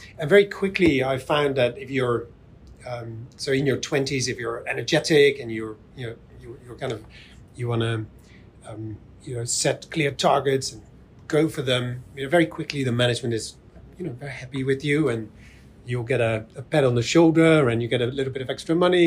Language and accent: English; Netherlands; I'm from the Netherlands, so in Holland